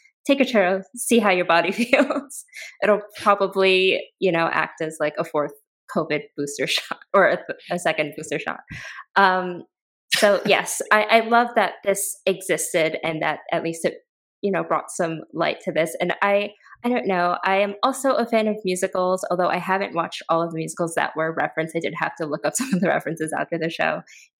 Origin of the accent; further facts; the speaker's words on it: New York City, New York, United States; as a New Yorker who has encountered plenty of churro lady, mango lady, et cetera, on the subway